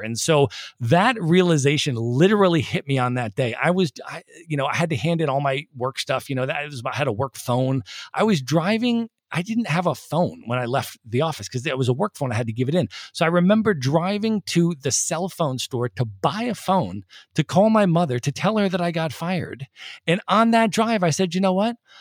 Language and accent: English; United States; moved away; also born or lived in Ireland; I'm Irish American